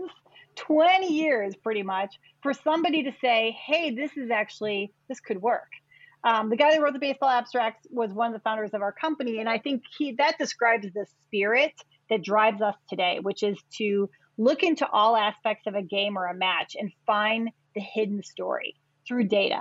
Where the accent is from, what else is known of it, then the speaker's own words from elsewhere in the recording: Chicago, Illinois, United States; I am a Chicagoan, not born, but raised here in Chicago